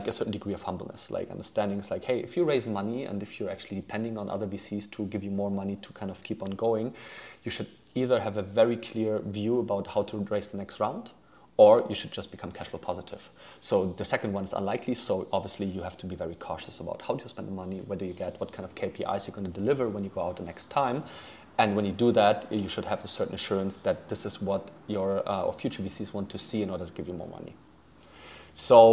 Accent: Germany; also born or lived in Poland / United States; I was born in Poland, grew up in Germany, somehow ended up doing my high school in the US

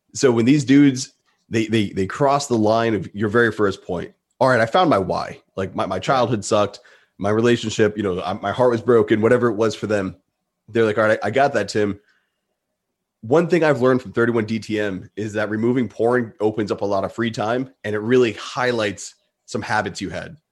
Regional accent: Rhode Island, United States; I'm in New England. I'm from Rhode Island.

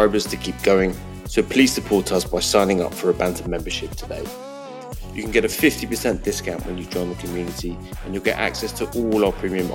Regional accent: United Kingdom; now in United States; as a Brit

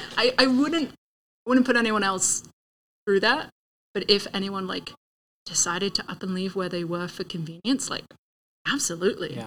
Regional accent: England, United Kingdom; moved away as an adult; also born or lived in Sacramento, California; now in Tempe, United States; growing up in England, even having lived in California mm. for five years

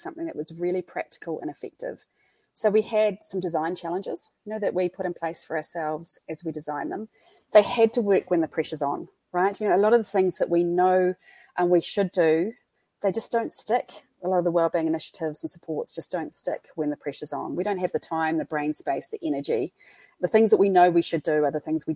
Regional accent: Christchurch, Canterbury, New Zealand; accent: New Zealand; So just over 10 years ago, that's my hometown.

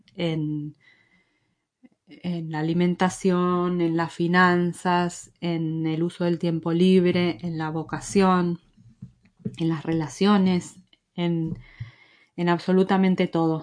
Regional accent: Argentina; accent: Argentine; moved away as an adult; also born or lived in Madrid, Spain; now in Galicia, Spain; Nací en Argentina, como se habrán dado cuenta por mi acento, y con mi esposo llevamos casi 19 años viviendo en España

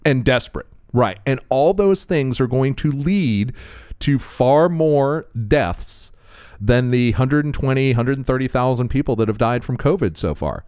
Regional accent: Florida, United States; I'm from Florida

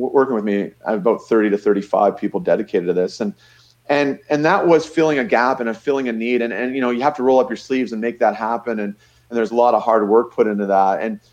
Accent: Niagara Falls, Ontario, Canada; You know, I grew up in Niagara Falls.

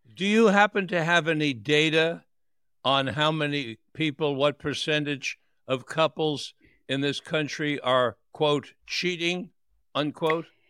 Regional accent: New York City, New York, United States; born or raised there; also born or lived in Florida

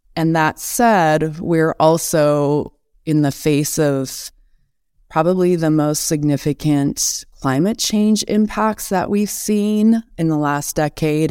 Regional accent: Missoula, Montana, United States; also born or lived in Helena, Montana; I grew up in Missoula. I was born in Helena and moved to Missoula when I was in kindergarten, so grew up on the west side of town there

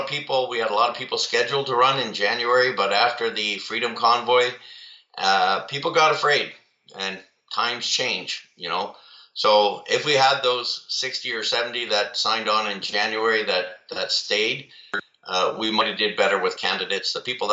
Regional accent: Trenton, Ontario, Canada; also born or lived in Saskatoon; now in Ottawa, Canada; Born in Saskatoon, Saskatchewan, to a military family. We moved around a lot. I call Trenton my hometown because that's where my mom is. But really, my home is now where my family is, here in the Ottawa region.

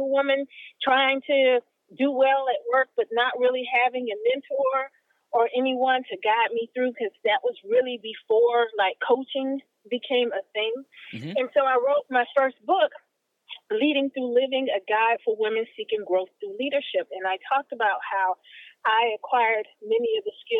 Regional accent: Miami, Florida, United States; I am from beautiful Miami, Florida

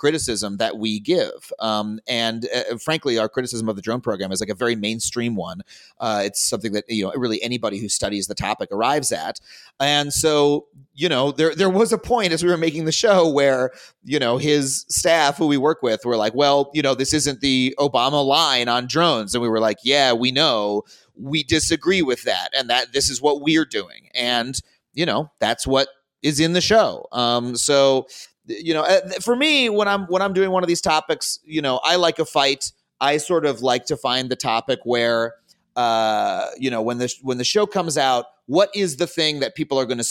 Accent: United States

